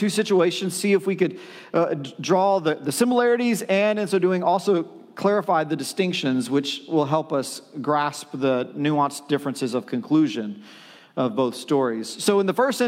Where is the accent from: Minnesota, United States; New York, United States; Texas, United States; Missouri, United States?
Texas, United States; China; I was born in China, Texas. I was born in China, Texas